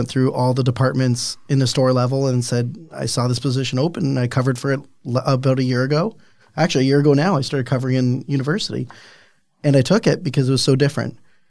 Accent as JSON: {"language": "English", "town": "Niagara", "region": "Ontario", "country": "Canada", "said": "I don't know about you, but I'm from Niagara."}